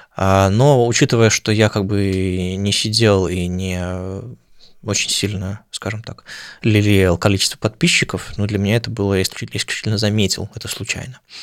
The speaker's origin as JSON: {"language": "Russian", "region": "Saint Petersburg", "country": "Russia", "also_born_or_lived": "Moscow / Oslo", "moved": "as an adult", "lives_now": "Berlin, Germany", "said": "каждый раз возвращение в Питер."}